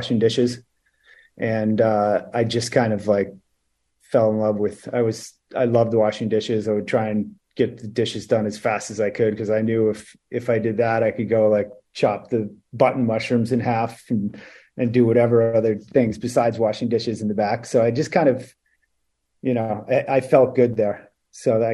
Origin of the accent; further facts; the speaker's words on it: Maine, United States; now in Palm Beach, United States; I grew up in Maine. I actually moved there when I was 2.